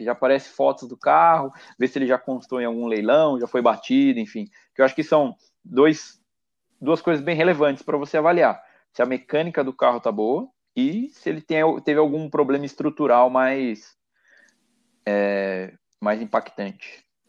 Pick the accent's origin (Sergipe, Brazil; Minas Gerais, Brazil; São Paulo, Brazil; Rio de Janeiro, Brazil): São Paulo, Brazil; Itatiba; moved away as an adult; also born or lived in Barueri; Aos finais de semana eu acabo voltando bastante para minha terra natal aqui no interior